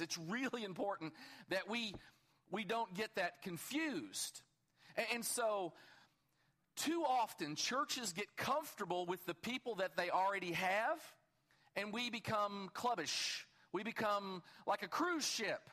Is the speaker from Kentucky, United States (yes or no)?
yes; Kentucky, United States; I'm from Kentucky